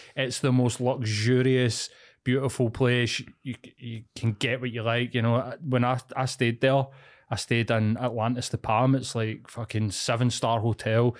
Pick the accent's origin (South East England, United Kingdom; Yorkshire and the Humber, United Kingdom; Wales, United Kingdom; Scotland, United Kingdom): Scotland, United Kingdom; East End; I grew up in East End in a scheme.